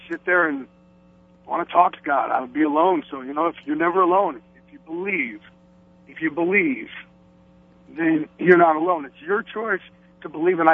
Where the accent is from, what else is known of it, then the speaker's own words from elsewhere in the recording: Jersey Shore, New Jersey, United States; Jersey Shore